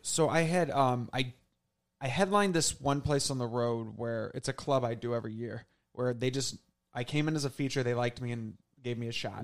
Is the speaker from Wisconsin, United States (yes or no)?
no; St. Louis, Missouri, United States; moved away as an adult; also born or lived in Southern Illinois; now in New York City, United States; I basically was in Saint Louis for those three decades.